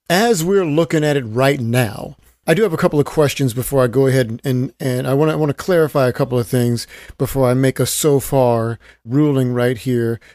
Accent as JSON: {"language": "English", "town": "Stockton", "region": "California", "country": "United States", "tie": "born or raised there", "said": "my hometown of Stockton, California at the University of the Pacific"}